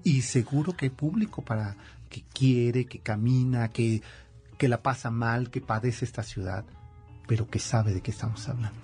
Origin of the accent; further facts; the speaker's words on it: Mexico City, Mexico; mi ciudad chilanga